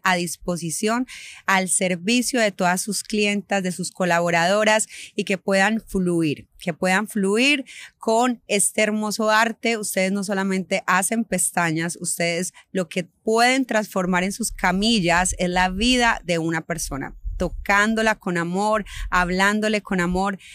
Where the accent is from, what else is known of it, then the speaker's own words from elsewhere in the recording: Medellín, Antioquia, Colombia; Yo soy de Medellín